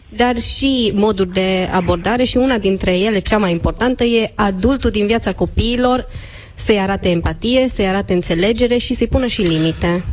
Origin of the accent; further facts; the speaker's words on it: Cluj-Napoca, Cluj County, Romania; eu sunt de la Cluj, sunt mai înceată